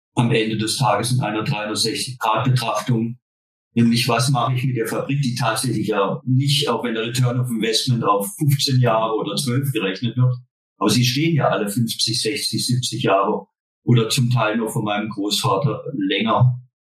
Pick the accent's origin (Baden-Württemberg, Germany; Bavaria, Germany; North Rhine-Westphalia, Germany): Baden-Württemberg, Germany; Wir sind kein Schwaben hier. Wir sind Badener.